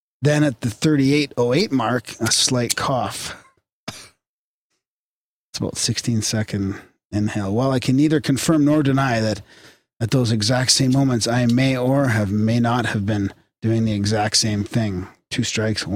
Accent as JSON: {"language": "English", "country": "Canada", "said": "we're polite Canadian boys"}